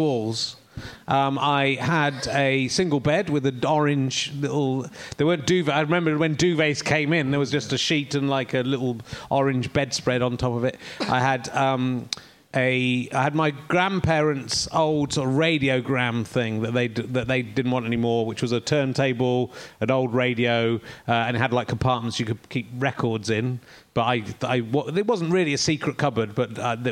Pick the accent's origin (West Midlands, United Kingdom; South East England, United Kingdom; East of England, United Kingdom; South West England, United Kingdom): South West England, United Kingdom; Somerset; also born or lived in Yorkshire; I grew up in Somerset